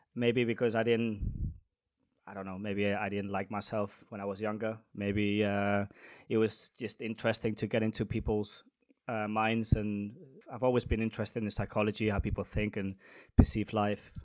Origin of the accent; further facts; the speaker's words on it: Spain; moved away as an adult; also born or lived in London; now in Denmark; I am a bartender from Spain, but I currently live in Denmark.